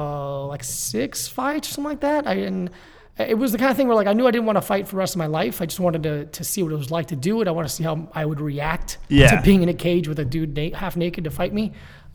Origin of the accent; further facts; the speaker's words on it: Florida, United States; Broward County, like Fort Lauderdale, Miami area.